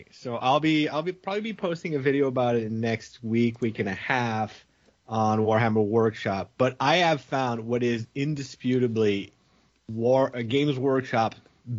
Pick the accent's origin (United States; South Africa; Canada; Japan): Canada; I'm Canadian.